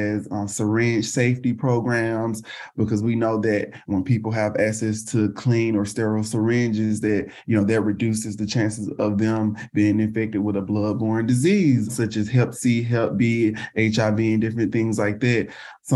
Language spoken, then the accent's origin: English; the South, United States; now in Houston, United States; I'm based in Houston, Texas, and born and raised in the South